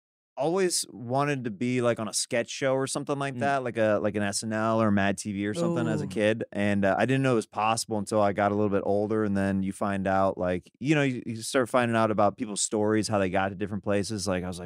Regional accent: Kansas, United States; Originally from Kansas.

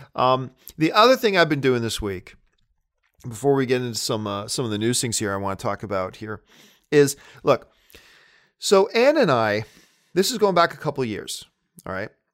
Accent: Hamilton, Ontario, Canada; moved away as an adult; now in Burbank, United States; I'm a Canadian kid coming from Hamilton, Ontario, Canada

